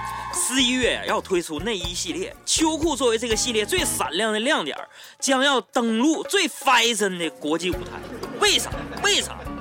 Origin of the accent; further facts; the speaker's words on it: Northeast China, China; 我的家在东北松花江上，那里有满山遍野。